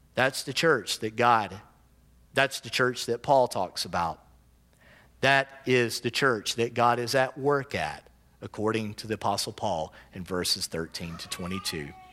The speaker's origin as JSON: {"language": "English", "country": "United States", "said": "I also self-identify as an American"}